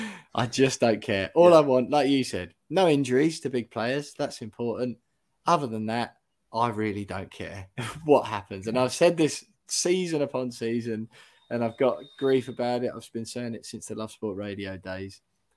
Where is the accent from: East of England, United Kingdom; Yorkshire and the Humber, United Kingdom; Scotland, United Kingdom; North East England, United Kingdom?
East of England, United Kingdom; South Woodham Ferrers; my hometown of Southwood and Ferrers.